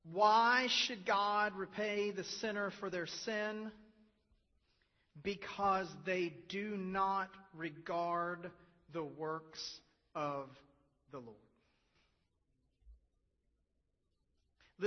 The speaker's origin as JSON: {"language": "English", "country": "United States", "said": "we are American and not English"}